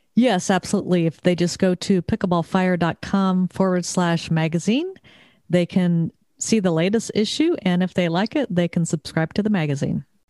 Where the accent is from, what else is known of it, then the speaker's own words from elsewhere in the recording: Southern California, United States; moved away as an adult; also born or lived in Texas; now in Connecticut, United States; I moved to Connecticut after growing up in Southern California, living in Texas for twenty-five years